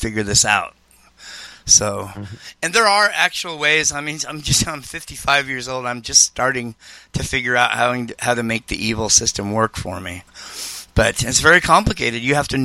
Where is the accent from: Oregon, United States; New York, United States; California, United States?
Oregon, United States; Portland; I'm from Portland, Oregon